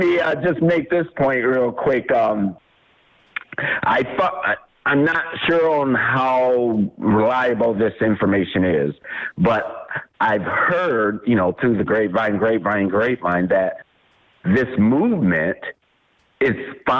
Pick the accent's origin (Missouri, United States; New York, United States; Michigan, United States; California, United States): Michigan, United States; Port Huron; Born and raised in Port Huron